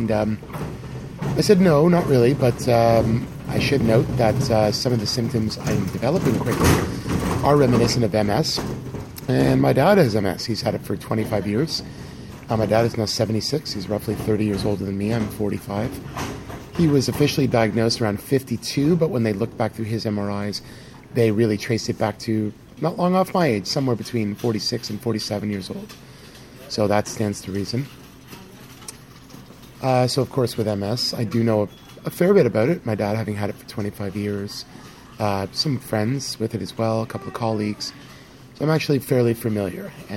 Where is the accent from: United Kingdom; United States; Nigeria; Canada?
Canada; I'm from Canada. I live in Toronto